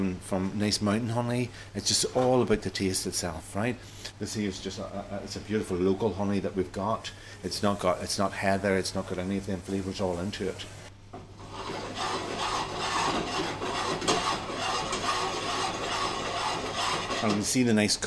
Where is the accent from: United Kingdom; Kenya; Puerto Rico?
United Kingdom; Toomebridge, Northern Ireland; where I'm from Toombridge in County Antrim